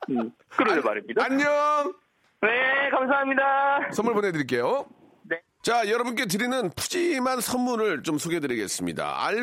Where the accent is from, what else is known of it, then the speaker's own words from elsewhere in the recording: Gyeongju, North Gyeongsang, South Korea; moved away as an adult; also born or lived in Seoul; 계림 경주 출신입니다.